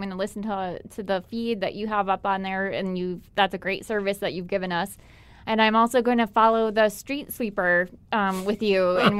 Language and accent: English; Minnesota, United States; I'm Minnesotan.